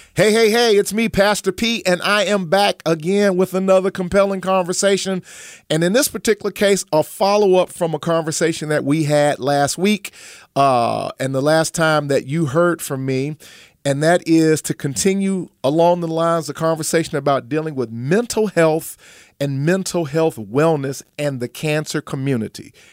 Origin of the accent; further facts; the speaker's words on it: Chicago, Illinois, United States; I came from the South Side of Chicago